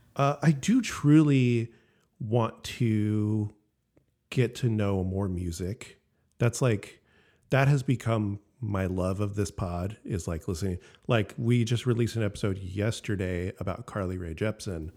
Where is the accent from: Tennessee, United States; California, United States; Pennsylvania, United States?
California, United States; Elk Grove; also born or lived in Sacramento / Santa Barbara; I grew up in Elk Grove